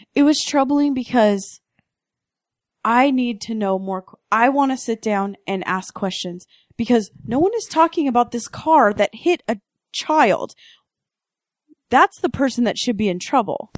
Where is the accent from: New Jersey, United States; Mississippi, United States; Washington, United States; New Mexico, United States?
Washington, United States; Redmond; I'm from Redmond.